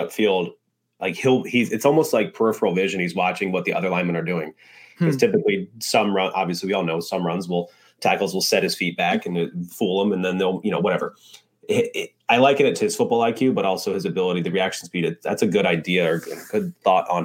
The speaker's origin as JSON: {"language": "English", "town": "Daytona Beach", "region": "Florida", "country": "United States", "also_born_or_lived": "Altamonte Springs, Florida", "moved": "yes", "said": "I'm from Daytona. So my mom actually lives back in Daytona now"}